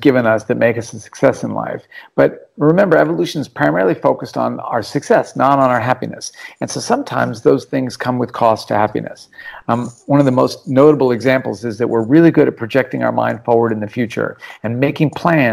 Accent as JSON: {"language": "English", "town": "Anchorage", "region": "Alaska", "country": "United States", "tie": "born or raised there", "moved": "yes", "lives_now": "Australia", "said": "When I grew up in Alaska"}